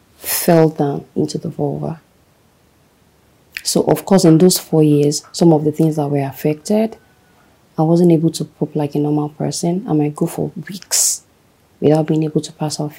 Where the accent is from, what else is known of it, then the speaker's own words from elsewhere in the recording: Ife, Osun, Nigeria; moved away; I grew up in Ife.